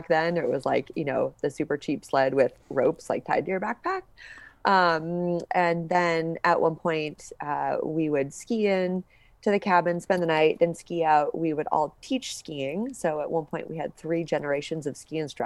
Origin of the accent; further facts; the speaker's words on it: Seattle, Washington, United States; I grew up in Seattle